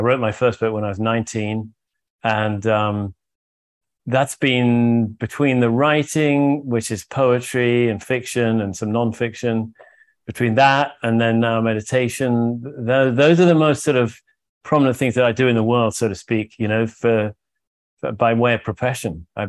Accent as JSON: {"language": "English", "country": "United Kingdom", "tie": "born or raised there", "also_born_or_lived": "Oxford, England", "moved": "as an adult", "lives_now": "Santa Fe, United States", "said": "Although I grew up in Britain, I moved to Santa Fe or New Mexico many moons ago."}